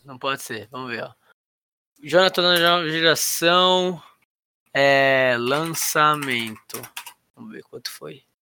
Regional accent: São Paulo, Brazil; Eu sou, sou da Casa Verde, que é do lado da, da, da, da, da Barra Funda ali

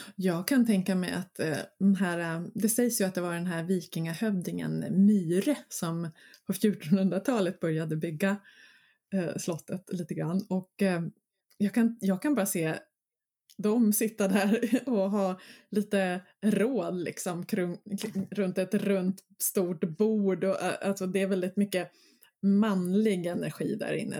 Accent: Mörby castle ruin area, Stockholm County, Sweden; Det är mina hemtrakter. Eh, där var jag väldigt mycket som barn

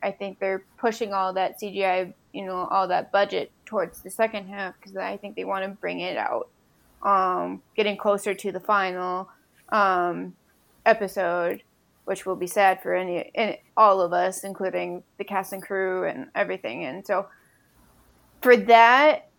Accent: Minnesota, United States; I was from Minnesota

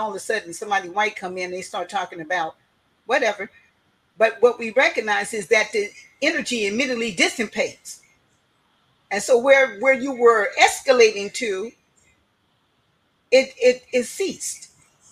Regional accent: Oakland, California, United States; now in Seattle, United States; I'm originally from Oakland, California

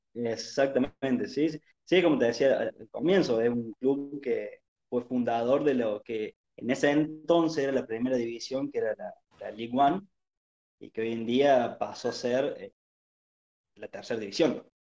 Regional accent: Arroyito, Córdoba, Argentina; Soy de Córdoba, precisamente de, Arroyito, una localidad del interior.

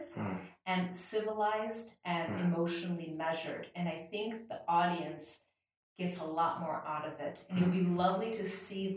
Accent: Ireland; Being Irish

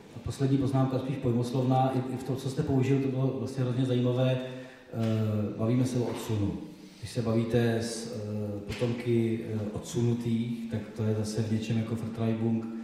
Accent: Dačice / Slavonice area, South Bohemian Region, Czechia; Já jsem z Dašicka, z Slavonicka, to jsou ty hranice, kde- kde byly ty přepady v rámci jako s- s Slavonice, Dašice, Česko-německý prostředí.

